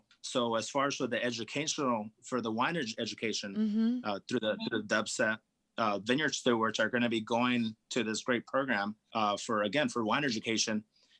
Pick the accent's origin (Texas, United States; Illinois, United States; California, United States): California, United States; the thicker skin grapes that I grew up enjoying in Napa Valley